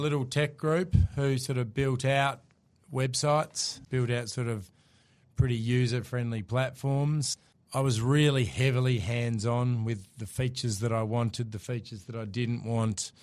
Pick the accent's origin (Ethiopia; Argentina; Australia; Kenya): Australia; Hobart, Tasmania; accent: Aussie; moved away as an adult; also born or lived in Melbourne; I'm from Tasmania originally, grew up in Hobart, moved across to Melbourne when I was twenty